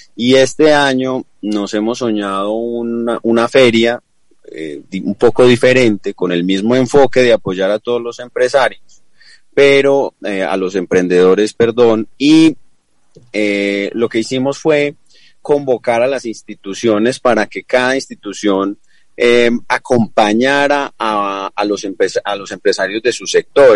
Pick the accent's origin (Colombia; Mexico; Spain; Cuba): Colombia; La Celia, Risaralda; now in Pereira, Colombia; estuvimos allá en la Celia Rizaralda, mi tierra querida, mi tierra natal, mi patria chica.